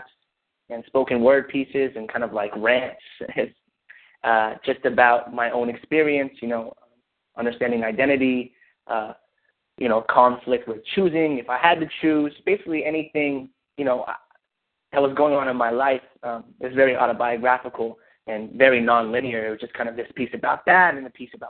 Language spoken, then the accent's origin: English; Irvine, California, United States; I grew up in Orange County, California, in Irvine.